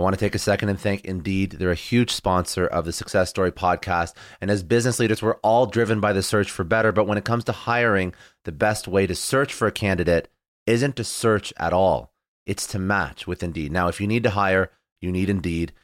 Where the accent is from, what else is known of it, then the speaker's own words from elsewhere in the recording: Canada; I'm Canadian